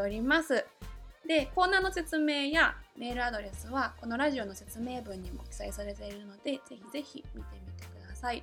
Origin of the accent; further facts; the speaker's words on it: Kansai, Japan; accent: Kansai dialect; moved away; 生まれんは西の方なので